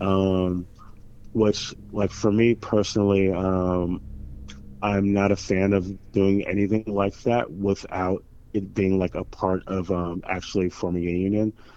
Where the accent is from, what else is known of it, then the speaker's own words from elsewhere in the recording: Springfield, Massachusetts, United States; I grew up in Springfield, Mass